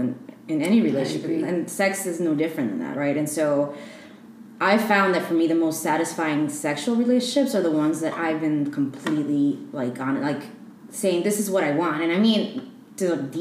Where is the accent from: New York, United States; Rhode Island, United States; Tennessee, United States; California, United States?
New York, United States; New York City; moved away as an adult; also born or lived in Ecuador; now in Bay Area, United States; I identify as a queer Ecuadorian immigrant. I was raised in New York. So I would say I'm a New Yorker, more specifically from Queens.